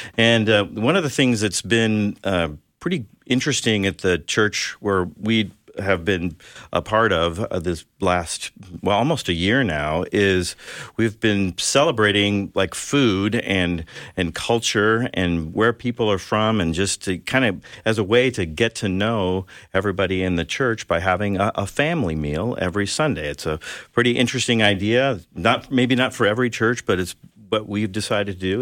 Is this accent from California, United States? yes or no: yes; San Diego, California, United States; growing up in San Diego